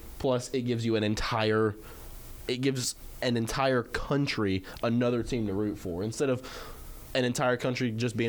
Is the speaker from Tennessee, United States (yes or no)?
yes; Memphis, Tennessee, United States; Because I'm from Memphis.